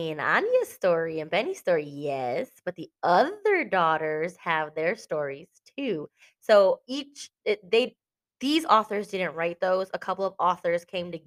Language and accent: English; Texas, United States